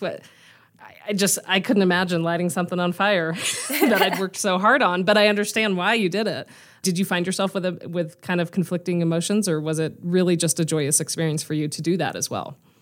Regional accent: La Cañada Flintridge, California, United States; moved away as an adult; now in Denver, United States; I grew up right outside of Burbank in La Cañada, so the little town right between Glendale and Pasadena

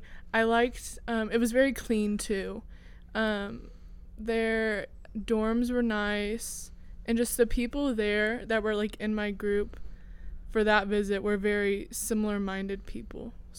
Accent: Whiteland, Indiana, United States; I'm from Whiteland, Indiana.

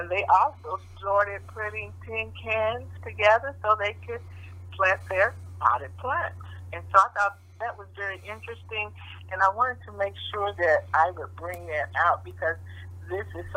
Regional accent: Kansas City, Missouri, United States; I grew up here in Kansas City

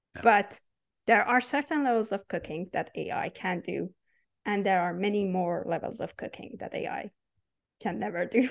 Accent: Iran; English is a second language; moved away as an adult; I was born and raised in Iran

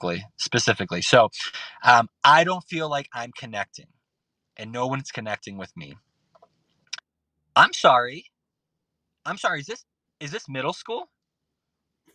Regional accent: Boston, Massachusetts, United States; I'm from Boston. This is Boston coming out

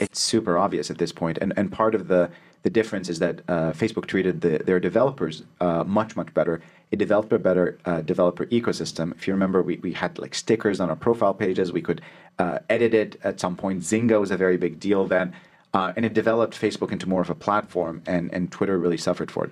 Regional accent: Alexandria, Alexandria Governorate, Egypt; moved away; also born or lived in Cairo; So I was born in Cairo, but I grew up in Alexandria.

